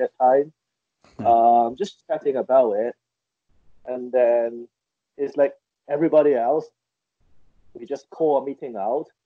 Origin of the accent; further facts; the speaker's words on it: Hong Kong; English is a second language; moved away as an adult; also born or lived in United Kingdom / Japan; I grew up in Hong Kong.